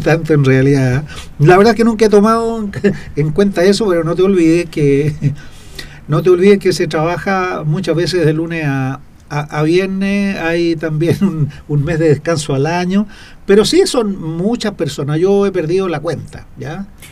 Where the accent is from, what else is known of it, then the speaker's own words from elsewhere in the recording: Machalí, O'Higgins, Chile; moved away as an adult; now in Copiapó, Chile; yo soy eh, original de la sexta región de un hermoso pueblo que se llama Machalí, que está al lado de Rancagua